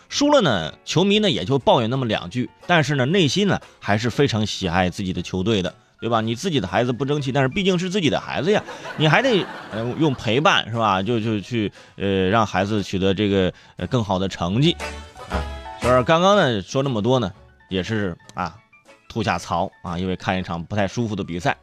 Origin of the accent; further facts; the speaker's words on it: China; 这都是我们中国人给人家发的工资啊！